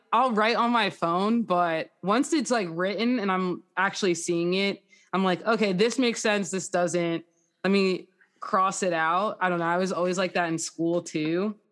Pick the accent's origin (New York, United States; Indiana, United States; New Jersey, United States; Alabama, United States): New Jersey, United States; Jackson; I am from Jackson, New Jersey, so that's, like, Six Flags.